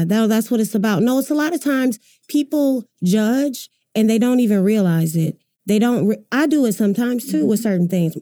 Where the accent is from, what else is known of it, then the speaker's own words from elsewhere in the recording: Grand Rapids, Michigan, United States; moved away as an adult; now in Oklahoma City, United States; I'm from Grand Rapids, Michigan, Michigan, originally.